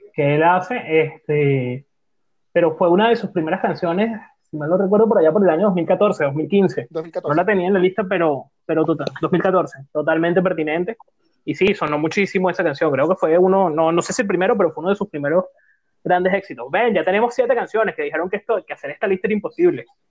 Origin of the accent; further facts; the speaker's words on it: Venezuela; ya que somos venezolanos